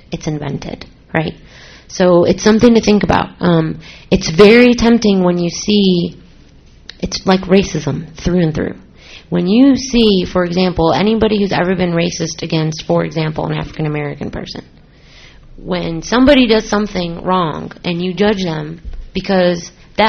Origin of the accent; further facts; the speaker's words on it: Syria; because I'm from Syria, and I'm sure some people in Syria did bad things, but I don't want me being Syrian to be associated with the Syrian